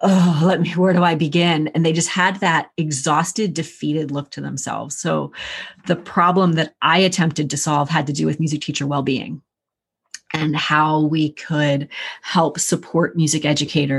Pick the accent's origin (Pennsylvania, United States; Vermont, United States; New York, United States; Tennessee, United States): Pennsylvania, United States; moved away as an adult; now in Northern Virginia, United States; I'm from Pennsylvania originally